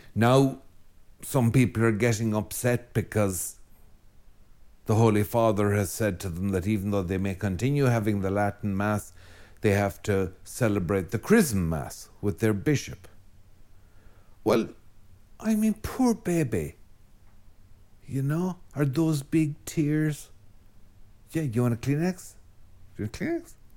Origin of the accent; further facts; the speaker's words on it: Ireland; an Irish Catholic